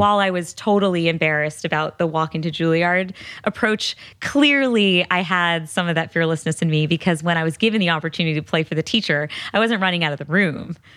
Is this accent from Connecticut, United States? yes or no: yes; Connecticut, United States; I grew up in Connecticut.